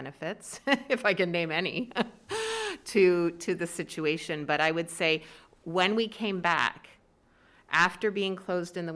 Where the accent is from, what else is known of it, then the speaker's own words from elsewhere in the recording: Lindsay, Ontario, Canada; moved away; moving back to my hometown, so I was born and raised in the area, attended Ops Elementary